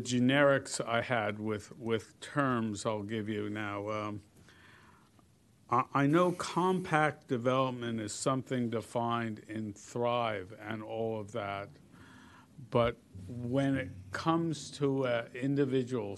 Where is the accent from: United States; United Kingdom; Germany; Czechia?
United States; New Jersey; moved away; I am from New Jersey